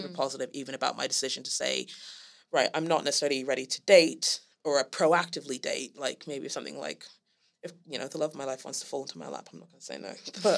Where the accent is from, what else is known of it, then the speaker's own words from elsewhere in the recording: Senegal; now in London, United Kingdom; I'm half Gambian and half Liberian, and I grew up in Senegal, and I could have spent like the rest of my life in Senegal